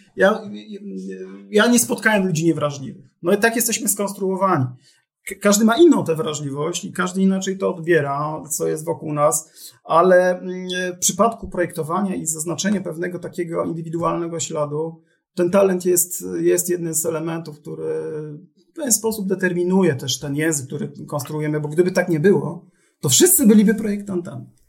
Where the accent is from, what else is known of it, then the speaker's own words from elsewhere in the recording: Silesian Voivodeship, Poland; jestem z Brudnego Śląska.